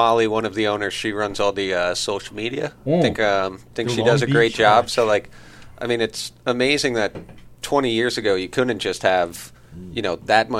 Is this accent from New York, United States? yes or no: yes; Long Island, New York, United States; moved away as an adult; also born or lived in Colorado / Southern California; I'm from Long Island.